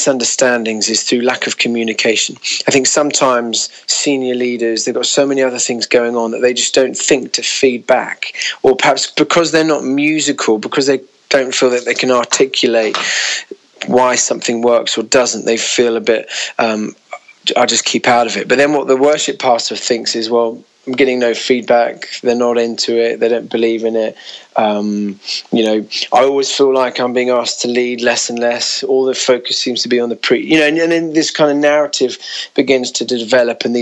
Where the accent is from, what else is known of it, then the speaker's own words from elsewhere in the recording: United Kingdom; being a Brit